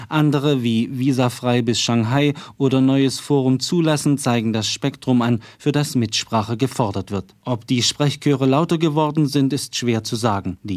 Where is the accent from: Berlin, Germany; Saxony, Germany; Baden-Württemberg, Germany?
Saxony, Germany; Dresden; Ich bin aus Dresden, ja.